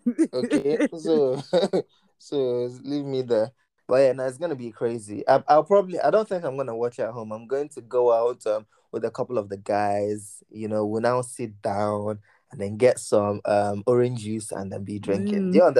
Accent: England, United Kingdom; If he didn't get that, I'm English right now.

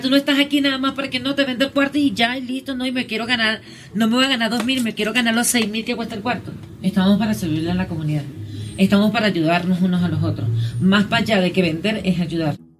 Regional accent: Cumaná, Sucre, Venezuela; moved away as an adult; now in Bogotá, Colombia; Yo soy venezolana

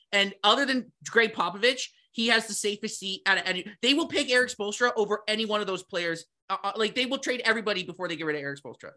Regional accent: Toronto, Ontario, Canada; we're from Toronto

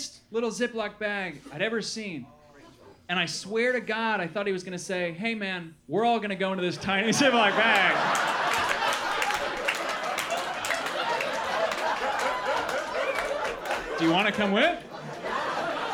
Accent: Milwaukee, Wisconsin, United States; moved away; also born or lived in Los Angeles; I grew up in Milwaukee, Wisconsin

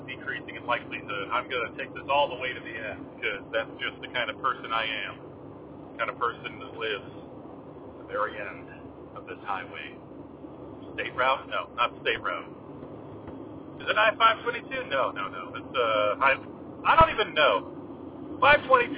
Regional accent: Southern California, United States; now in Washington, United States; I am originally from Southern California

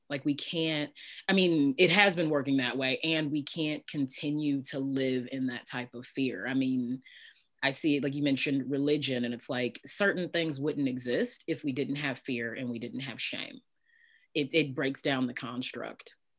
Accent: Midwest, United States; I was raised Christian in the Midwest, in the northernmost southern state

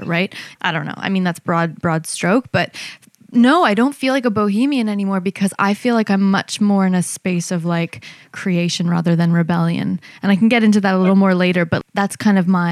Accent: Canada; moved away; also born or lived in New York; I was born in Canada, and I have a lot of love for it now that I've come back

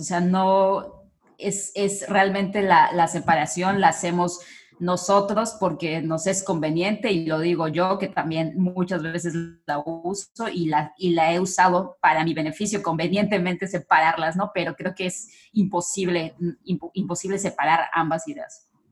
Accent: Mexico; nosotros como mexicanos

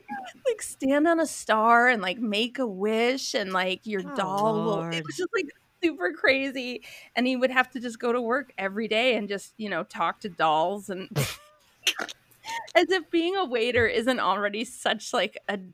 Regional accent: Minneapolis, Minnesota, United States; I'm from Minneapolis.

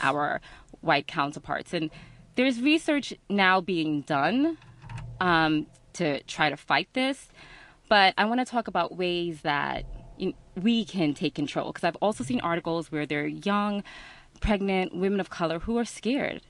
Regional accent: New York, United States; moved away; I wasn't from here. I was from New York.

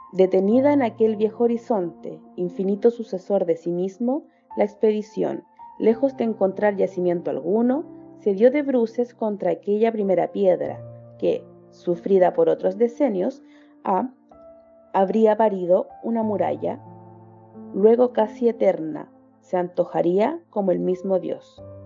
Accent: Chile; soy de Chile, tengo 29 años

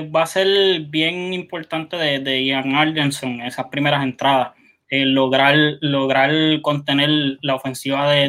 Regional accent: Humacao, Puerto Rico; Es mi pueblo. Tengo que irme con ellos. Tengo que irme eh, con Humacao en siete.

